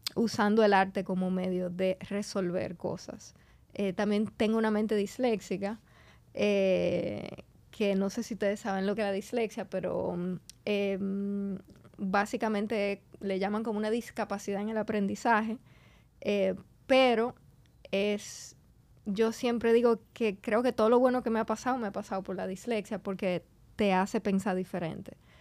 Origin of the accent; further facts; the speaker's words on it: Santo Domingo, Distrito Nacional, Dominican Republic; also born or lived in Argentina; yo me crié en Santo Domingo